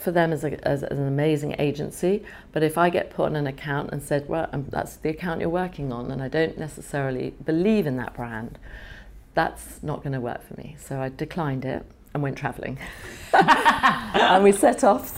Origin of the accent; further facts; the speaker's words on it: London, United Kingdom; also born or lived in Canada / Ealing; I was born in Canada. My parents went there from Holland. It was the land of golden opportunity. And I was born there, felt very Canadian, but came to England where my grandmother lived when I was 5. And so really, I feel I'm a Londoner